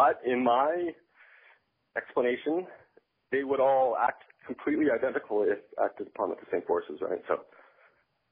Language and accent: English; Northern Ontario, Canada; I was raised in Northern Ontario